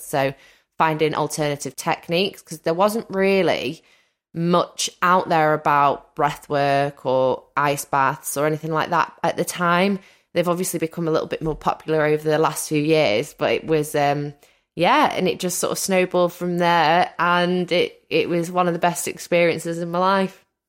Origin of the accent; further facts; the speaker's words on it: Wales, United Kingdom; Wales is actually very rural, quite, um, I live by the seaside.